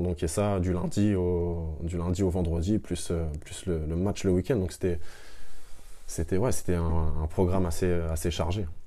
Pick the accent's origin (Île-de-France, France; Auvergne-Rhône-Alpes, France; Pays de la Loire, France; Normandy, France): Normandy, France; Le Havre; also born or lived in Caen; on est à Cocry et on est vraiment dans le quartier où j'ai grandi